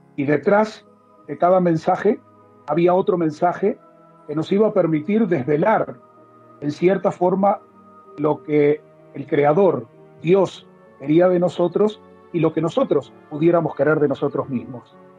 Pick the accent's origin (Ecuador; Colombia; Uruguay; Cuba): Uruguay; moved away as an adult; also born or lived in Mexico / Spain / Miami; now in Israel; nací en Uruguay, a los 20 años me fui a vivir a Israel